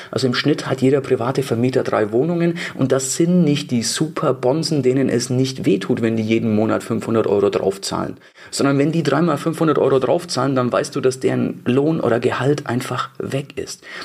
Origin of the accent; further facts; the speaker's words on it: Bavaria, Germany; bei uns in Bayern